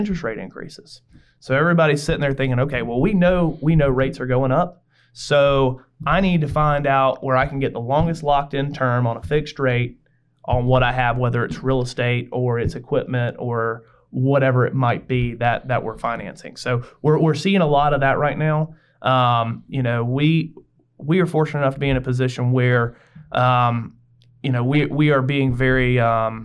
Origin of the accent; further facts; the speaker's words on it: Greenville, South Carolina, United States; I went to Greenville High. So I was in the downtown area, and I graduated Greenville High in 2005